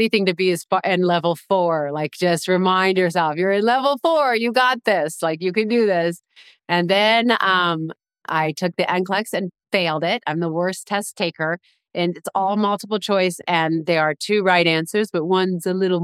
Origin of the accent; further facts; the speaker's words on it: Washington, District of Columbia, United States; moved away as an adult; also born or lived in Los Angeles, California; I grew up in Washington, D.C., which was big city, a lot of cars, a lot of people. For 18 years.